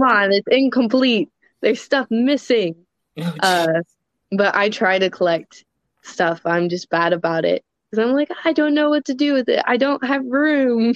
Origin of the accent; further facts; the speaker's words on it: Louisville, Kentucky, United States; I'm from Louisville, Kentucky